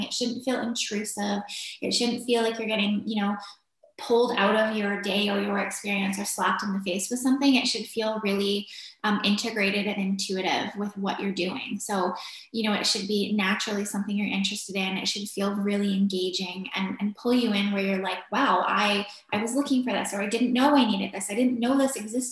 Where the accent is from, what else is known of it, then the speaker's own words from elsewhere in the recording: Victoria, British Columbia, Canada; also born or lived in Vancouver; I grew up in Victoria, BC, in Canada. I lived there until I was graduated from high school